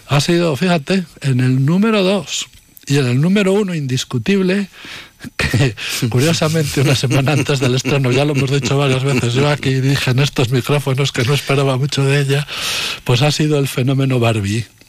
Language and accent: Spanish; Medina de Rioseco, Castile and León, Spain; de mi pueblo, de Medina de Río Seco y alrededores